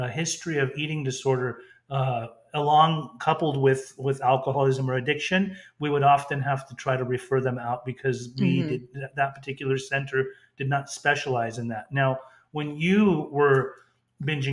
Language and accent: English; Orange County, California, United States; we grew up in Orange County